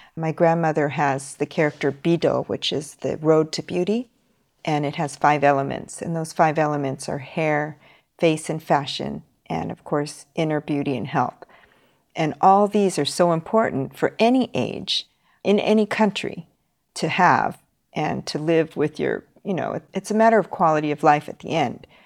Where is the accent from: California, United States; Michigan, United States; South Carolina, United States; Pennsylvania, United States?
California, United States; Los Angeles; now in Tokyo, Japan; I'm from Los Angeles